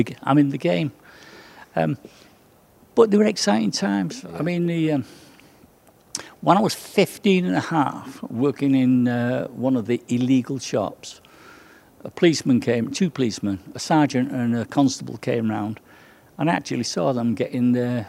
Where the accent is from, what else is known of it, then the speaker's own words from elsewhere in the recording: Salford, North West England, United Kingdom; I come from Salford, from the Oddsall district of Salford, which is considered or was considered one of the hardest places in Salford.